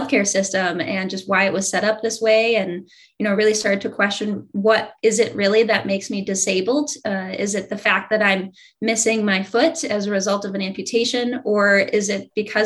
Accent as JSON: {"language": "English", "region": "Midwest", "country": "United States", "tie": "born or raised there", "said": "growing up in the Midwest"}